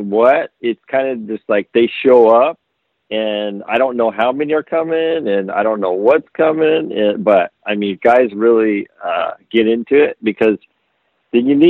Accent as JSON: {"language": "English", "region": "Southern California", "country": "United States", "tie": "born or raised there", "said": "I grew up in SoCal"}